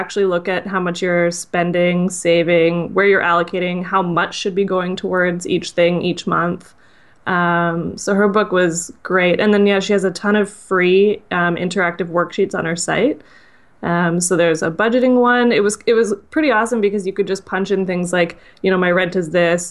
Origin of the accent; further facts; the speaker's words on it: Canada; I'm Canadian